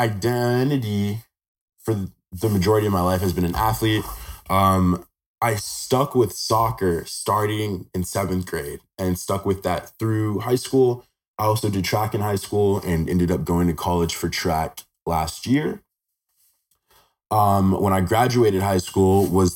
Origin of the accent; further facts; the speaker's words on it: Henderson, Nevada, United States; So I was born and raised in Henderson, Nevada. I've been here my whole life.